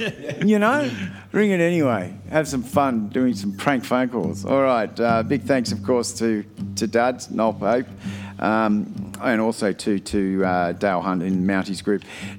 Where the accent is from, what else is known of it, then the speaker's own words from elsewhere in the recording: Australia; But this is really what, ultimately, we all want to be as an Australian. As we all say, this is the Australian way.